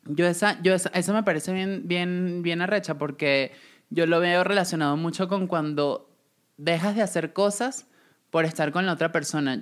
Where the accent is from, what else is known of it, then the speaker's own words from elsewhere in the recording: Venezuela; moved away as an adult; cuando me fui de Venezuela y trabajé